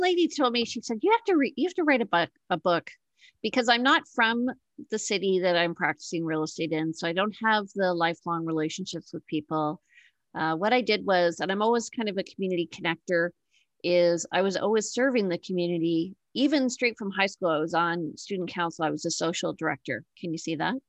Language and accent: English; Toronto, Ontario, Canada; moved away as an adult; now in Victoria, Canada; So I'm actually in Victoria. I'm on the West Coast, but I grew up in Toronto